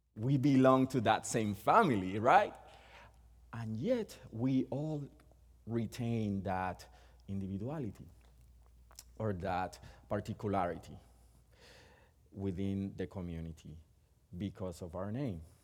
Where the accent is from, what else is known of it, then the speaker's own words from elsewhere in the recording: Puerto Rico; first language Spanish; English is a second language; moved away; We are both from Puerto Rico. So our first language is Spanish, and we were born and raised there